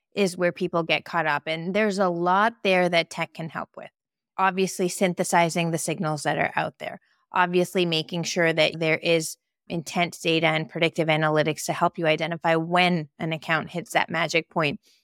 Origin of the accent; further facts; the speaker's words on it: Canada; I'm Canadian